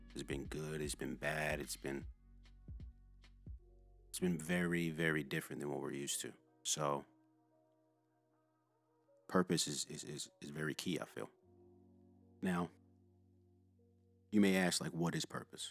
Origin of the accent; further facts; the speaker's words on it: Louisville, Kentucky, United States; moved away as an adult; I'm originally from Louisville, Kentucky. I grew up in a middle-class household